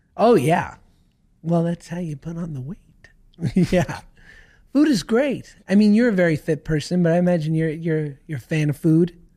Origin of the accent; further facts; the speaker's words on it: New York City, New York, United States; I grew up in New York